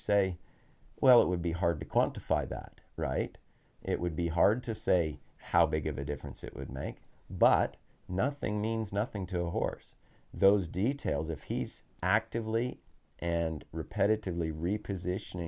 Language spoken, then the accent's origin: English; Colorado, United States; now in New Zealand; we spent a few months back near my hometown in Colorado